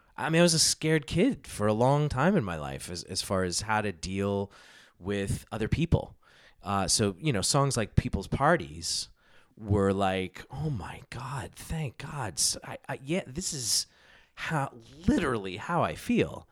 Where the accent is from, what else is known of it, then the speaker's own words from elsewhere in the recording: United States; I was born in the States